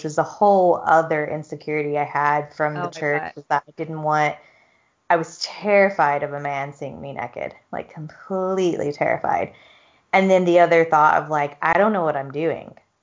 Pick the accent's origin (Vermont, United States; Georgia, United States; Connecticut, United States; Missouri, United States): Georgia, United States; moved away; I'm from Georgia and it's like very conservative.